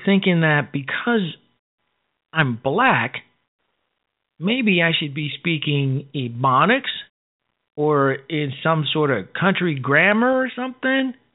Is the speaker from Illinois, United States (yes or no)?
yes; Chicago, Illinois, United States; moved away; I'm from Chicago. I'm from the South Side